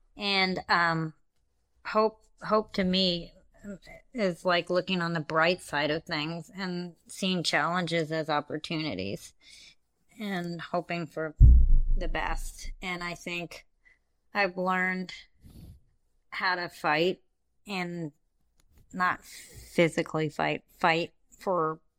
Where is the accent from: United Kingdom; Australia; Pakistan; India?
India; I'm like, I'm neither of those, and I check Other, because I'm from India.